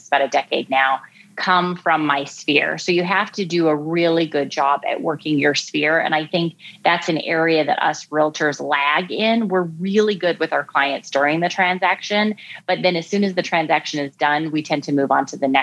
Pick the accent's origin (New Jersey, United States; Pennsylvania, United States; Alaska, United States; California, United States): Alaska, United States; moved away as an adult; also born or lived in New Hampshire / New York City / Washington, D.C.; now in Chicago, United States; I grew up in Alaska